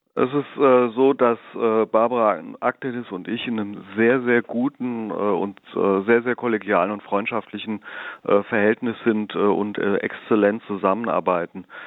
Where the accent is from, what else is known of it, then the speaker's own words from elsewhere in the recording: Darmstadt, Hesse, Germany; ich bin äh, gebürtiger Darmstädter, 52 Jahre alt, äh, im Marienhospital äh, geboren, äh, in der Bessunger Dorfkirche getauft, äh, bin in Darmstadt zur Schule gegangen